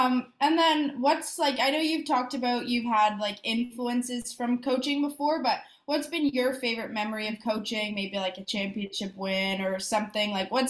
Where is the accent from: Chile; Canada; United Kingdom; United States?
Canada; Keswick, Ontario; I'm from Keswick, which is about 2 hours north of Niagara here